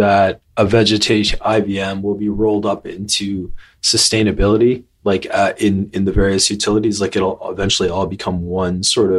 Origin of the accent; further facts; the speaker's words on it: Canada; moved away; also born or lived in New York City; I'm Canadian